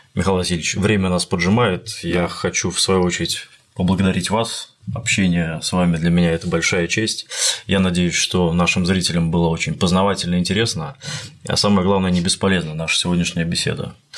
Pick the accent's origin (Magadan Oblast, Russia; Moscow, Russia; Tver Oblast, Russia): Tver Oblast, Russia; Tver; я приезжал в Санкт-Петербург из Твери, из моего родного города